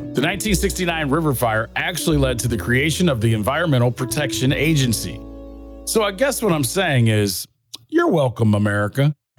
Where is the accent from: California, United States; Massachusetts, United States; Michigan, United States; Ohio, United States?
Ohio, United States; Northeast; I was born and raised in Northeast Ohio